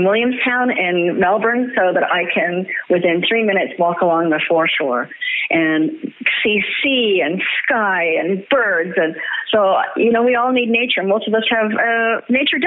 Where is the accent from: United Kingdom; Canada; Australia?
Canada; I'm a Canadian, and we're porch people